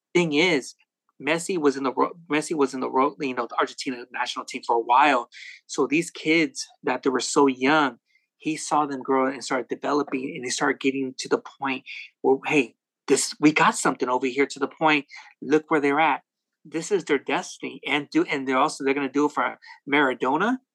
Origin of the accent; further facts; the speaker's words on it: West Coast, United States; I'm from the West Coast